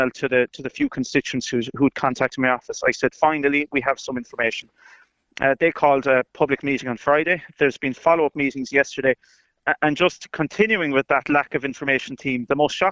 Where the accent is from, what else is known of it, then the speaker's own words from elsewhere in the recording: Meelick, Munster, Ireland; I'm from Meelik. Meelik has Ireland's longest standing continuous use refugee centre in Nachlasheen.